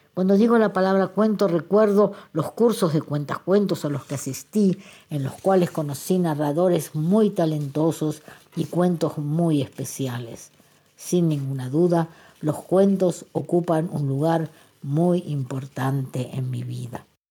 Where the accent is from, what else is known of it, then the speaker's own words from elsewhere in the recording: Argentina; now in Israel; nací en Argentina